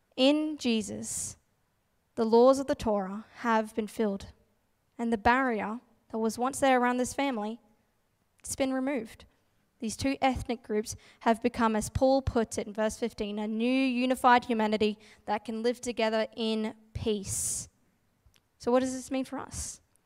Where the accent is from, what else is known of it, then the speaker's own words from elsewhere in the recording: Gladstone, Queensland, Australia; moved away as an adult; now in Brisbane, Australia; my hometown, Gladstone, central Queensland